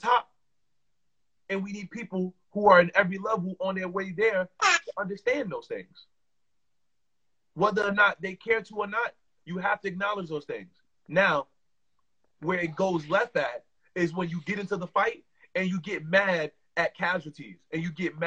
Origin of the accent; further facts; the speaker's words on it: New York, United States; I'm from New York